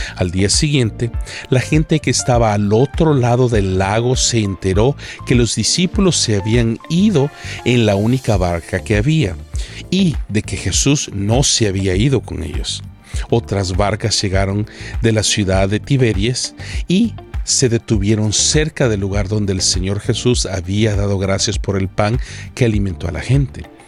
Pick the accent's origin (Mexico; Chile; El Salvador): El Salvador; en El Salvador, mi tierra natal